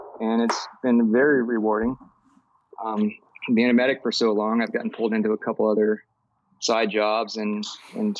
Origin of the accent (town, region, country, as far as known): Cocoa Beach, Florida, United States; born or raised there